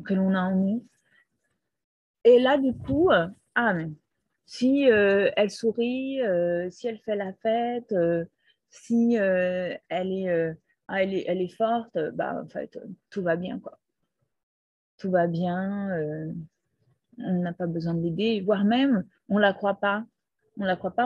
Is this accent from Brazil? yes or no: yes; Brazil; moved away; also born or lived in Peru; je suis née au Brésil. Toute mon enfance était au Brésil